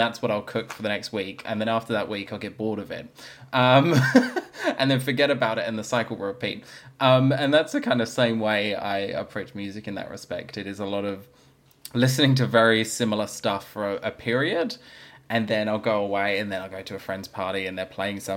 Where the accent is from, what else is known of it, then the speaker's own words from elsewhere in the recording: London, United Kingdom; now in Australia; I grew up in London, so it's obviously a very multicultural, diverse, lots of different things going on